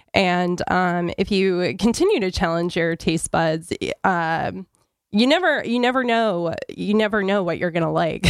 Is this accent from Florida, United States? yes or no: no; New Hampshire, United States; I grew up in New Hampshire